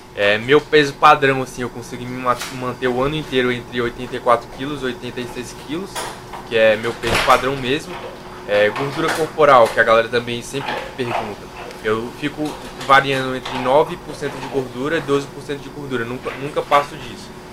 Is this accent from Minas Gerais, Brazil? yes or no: yes; interior of Minas Gerais, Brazil; eu sou de Minas Gerais, sou do interior de Minas